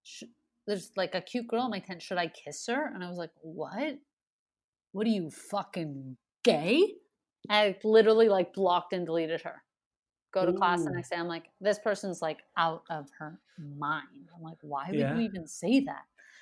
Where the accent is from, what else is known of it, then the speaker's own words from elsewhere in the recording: Montreal, Quebec, Canada; Like, I'm from Montreal, and then getting the festival, it's like people don't really know that. You know, you get the festival here, and then it's like I actually have this whole history in Montreal